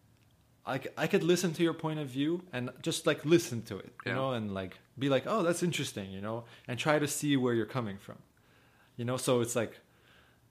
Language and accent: English; Ukraine; born in Ukraine